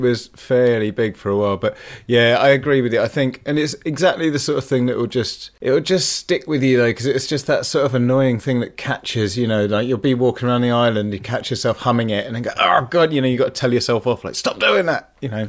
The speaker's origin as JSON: {"language": "English", "town": "Leicester", "region": "East Midlands", "country": "United Kingdom", "said": "I'm from Leicester and, you know, the fox is the symbol of my city"}